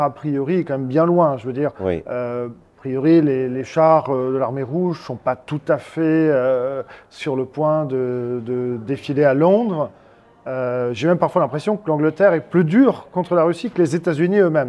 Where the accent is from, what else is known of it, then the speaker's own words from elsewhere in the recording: France; nous, en tant que Français